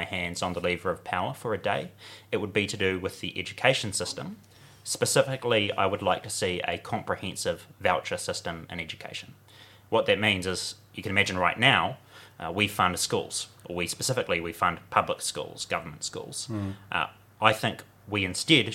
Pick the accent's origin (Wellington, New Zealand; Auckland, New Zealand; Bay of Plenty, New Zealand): Auckland, New Zealand; Warkworth; moved away; I'm from Warkworth originally.